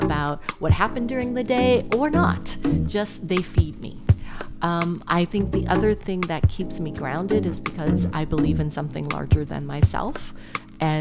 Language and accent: English; New Orleans, Louisiana, United States; I'm from New Orleans.